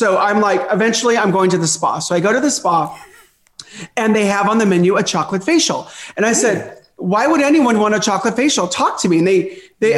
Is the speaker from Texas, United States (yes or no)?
no; Southern California, United States; growing up in Southern California